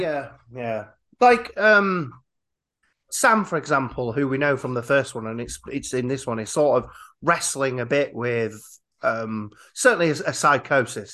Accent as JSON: {"language": "English", "region": "Yorkshire and the Humber", "country": "United Kingdom", "said": "I'm from Yorkshire"}